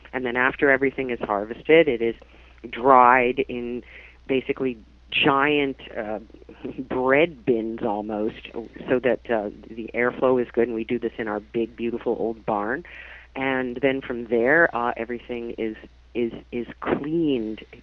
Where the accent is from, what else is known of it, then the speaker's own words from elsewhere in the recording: New Jersey, United States; accent: New Jersey; now in Canada; my New Jersey accent